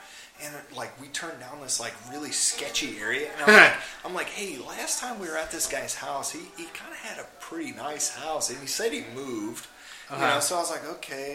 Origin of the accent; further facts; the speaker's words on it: United States; we're American.